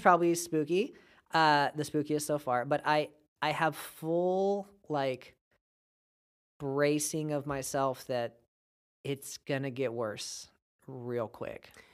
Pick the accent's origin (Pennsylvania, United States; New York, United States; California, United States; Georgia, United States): California, United States; Bakersfield; moved away as an adult; now in Fresno, United States; I am from Baco